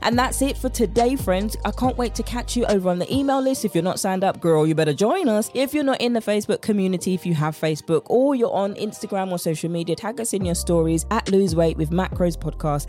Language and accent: English; United Kingdom; accent: British; my British accent